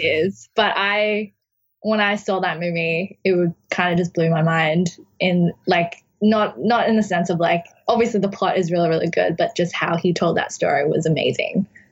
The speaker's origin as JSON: {"language": "English", "town": "Brisbane", "region": "Queensland", "country": "Australia", "tie": "born or raised there", "moved": "as an adult", "lives_now": "New York City, United States", "said": "it's my hometown and where I grew up."}